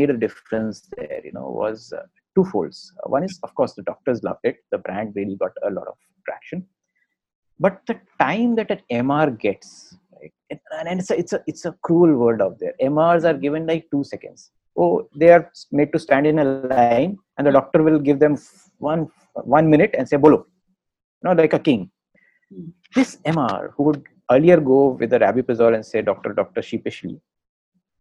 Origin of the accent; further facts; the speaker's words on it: Agra, Uttar Pradesh, India; I remember growing up in Agra